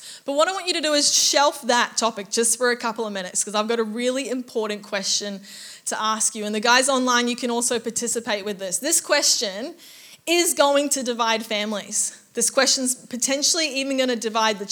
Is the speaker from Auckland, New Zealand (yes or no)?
yes; Auckland, New Zealand; now in Gold Coast, Australia; I grew up in Auckland, New Zealand